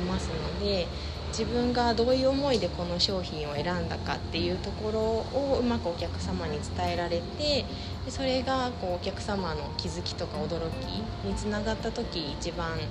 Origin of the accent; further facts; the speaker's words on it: Yamanashi, Japan; 私山梨地元出身で河口湖にあるホテルで赤女将の補佐をしておりました